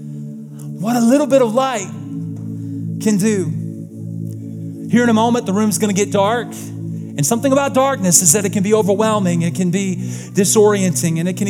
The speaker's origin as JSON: {"language": "English", "region": "the South", "country": "United States", "tie": "born or raised there", "said": "I was born and raised in the South, and everybody in the South is Christians"}